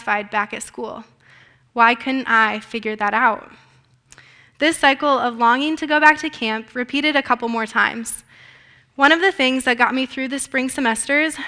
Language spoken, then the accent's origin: English; Grimes, Iowa, United States; I am from Grimes, Iowa